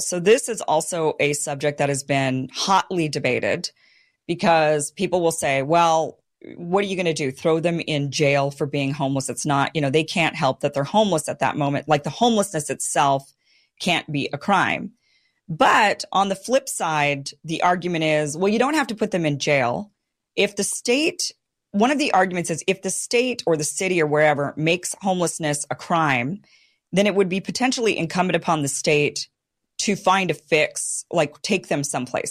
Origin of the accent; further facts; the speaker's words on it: Boise, Idaho, United States; moved away; Boise, my hometown